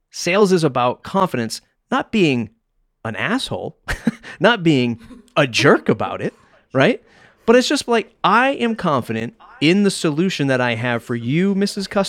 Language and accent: English; Nigeria; as a Nigerian woman who grew up with survival first mindset, learning to say no was pivotal to changing my mindset.